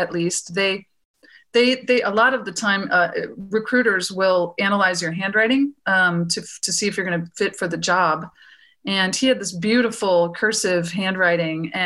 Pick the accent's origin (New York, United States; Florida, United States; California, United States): Florida, United States; moved away as an adult; now in Texas, United States; I grew up in Florida and went to grad school there